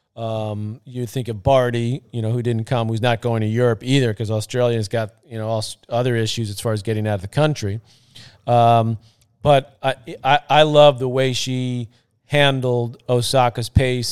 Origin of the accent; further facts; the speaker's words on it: New York City, New York, United States; I was born and raised in Queens, by the way, about fifteen minutes from the site of the U S Open.